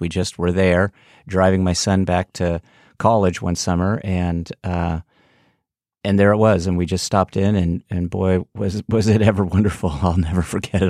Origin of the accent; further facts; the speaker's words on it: Central California, United States; moved away; I'm originally from Central California, so Steinbeck was an important author to, to us